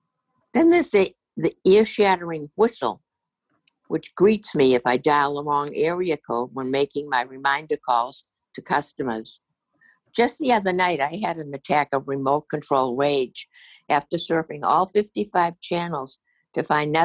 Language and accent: English; Massachusetts, United States; In my home state of Massachusetts, a tailgating incident threatened to turn deadly